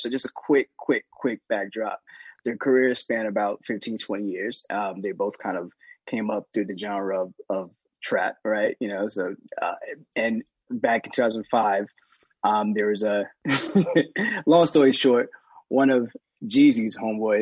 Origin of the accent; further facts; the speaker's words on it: Atlanta, Georgia, United States; I'm from Atlanta